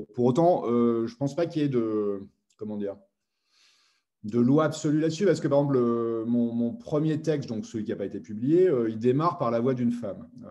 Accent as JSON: {"language": "French", "town": "Metz", "region": "Grand Est", "country": "France", "said": "moi je venais de Metz, hein, je n'ai pas de Paris"}